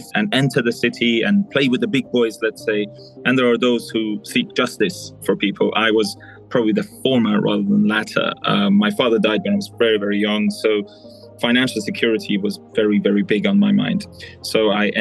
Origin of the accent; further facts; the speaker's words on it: United Kingdom; moved away as an adult; now in Dubai, United Arab Emirates; I was raised in the UK. I'm ethnically Persian, but most of the time I'm between the two countries. I'm in Dubai a lot longer than the UK